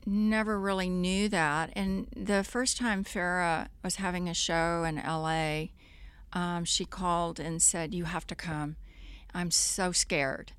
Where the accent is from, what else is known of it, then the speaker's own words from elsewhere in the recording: Corpus Christi, Texas, United States; moved away; in Corpus growing up, I, uh, if I wasn't sailing every day, I was riding a horse